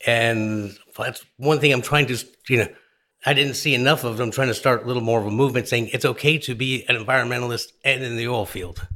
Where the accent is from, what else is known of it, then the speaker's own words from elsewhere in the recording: New Orleans, Louisiana, United States; I'm from New Orleans